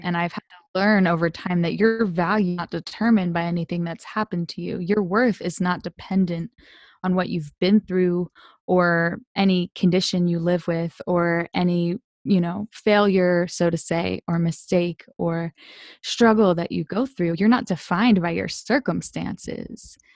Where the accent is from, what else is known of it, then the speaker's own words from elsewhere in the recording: Delaware, United States; I'm originally from Delaware